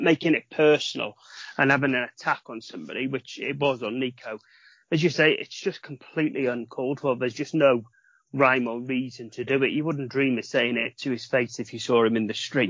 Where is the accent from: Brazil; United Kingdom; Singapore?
United Kingdom; Wales; being a Welshman